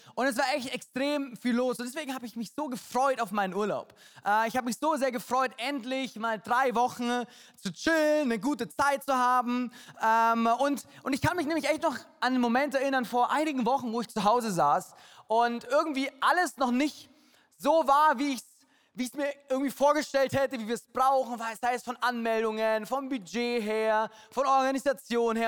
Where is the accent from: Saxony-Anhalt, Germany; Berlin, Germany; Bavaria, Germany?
Bavaria, Germany; Munich; München äh, meine Heimat